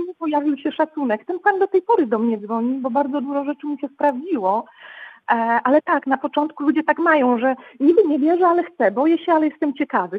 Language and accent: Polish; Poland; jestem z Polski, czy Rosji